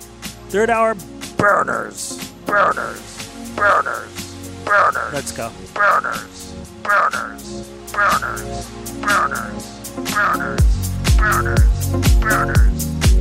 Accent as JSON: {"language": "English", "town": "Philadelphia", "region": "Pennsylvania", "country": "United States", "tie": "born or raised there", "said": "He lives in West Philly. I don't know where he grew up. I grew up in Center City."}